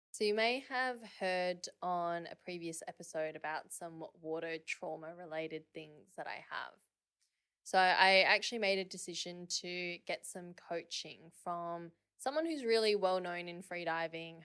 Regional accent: Perth, Western Australia, Australia; I grew up in Perth.

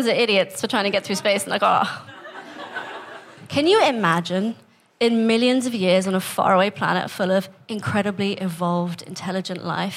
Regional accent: Staines, South East England, United Kingdom; also born or lived in Kenya / India; my family's from India, but I was born in Kenya, and then I grew up here in England

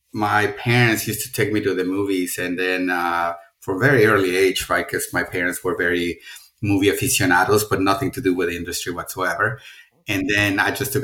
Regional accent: Mexico City, Mexico; English is a second language; moved away; I'm originally from Mexico City, and I grew up in a tiny suburb outside of the big city.

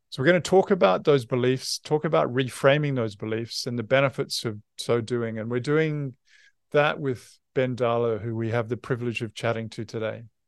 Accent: New Zealand

